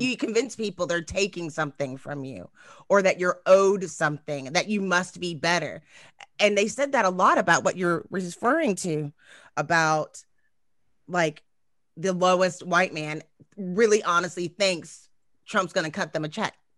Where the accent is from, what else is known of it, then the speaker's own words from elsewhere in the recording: Texas, United States; I'm from Texas